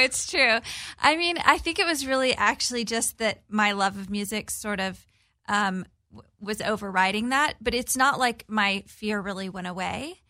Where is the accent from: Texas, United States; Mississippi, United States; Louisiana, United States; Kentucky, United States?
Texas, United States; Corpus Christi; I'm from a small town in Texas on the Gulf of Mexico. Born and raised, my family's still there.